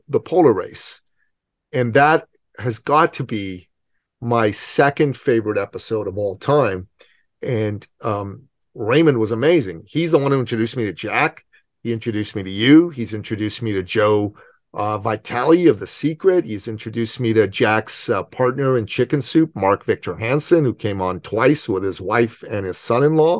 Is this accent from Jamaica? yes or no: no; Iran; now in Canada; I'm from Iran, okay? So I don't do cold. I know I live in Canada